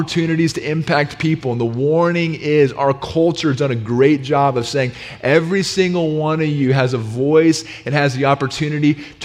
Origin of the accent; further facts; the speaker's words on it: the South, United States; growing up in the South